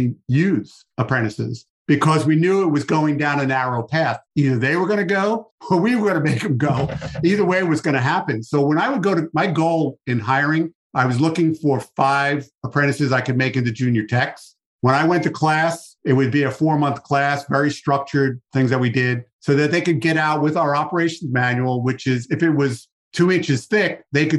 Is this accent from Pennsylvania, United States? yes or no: no; New York City, New York, United States; I'm from New York